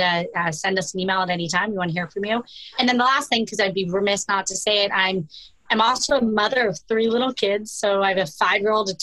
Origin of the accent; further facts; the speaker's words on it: Florida, United States; moved away as an adult; also born or lived in New York City; I grew up in Florida